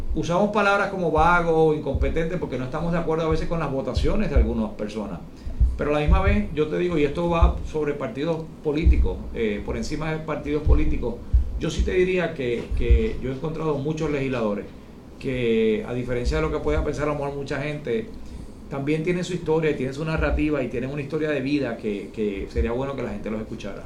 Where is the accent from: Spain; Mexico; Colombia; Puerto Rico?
Puerto Rico; San Juan; also born or lived in Washington; yo vengo de una familia de comerciantes pequeños, en una familia muy, muy de San Juan, de Santurce